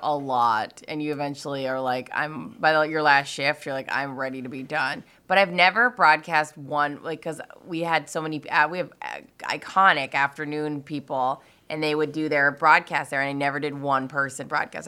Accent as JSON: {"language": "English", "town": "Stillwater", "region": "Minnesota", "country": "United States", "tie": "born or raised there", "said": "we grew up in Stillwater"}